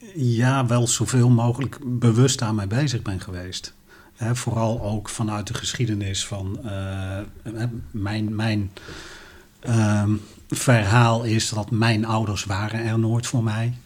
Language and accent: Dutch; Helmond, North Brabant, Netherlands; bij ons in Helmond, waar ik opgegroeid ben